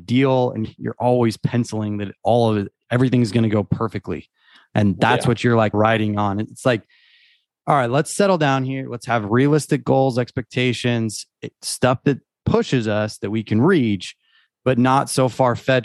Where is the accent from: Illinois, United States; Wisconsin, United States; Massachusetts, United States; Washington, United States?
Washington, United States; Eastern; moved away as an adult; now in Texas, United States; I grew up in Eastern Washington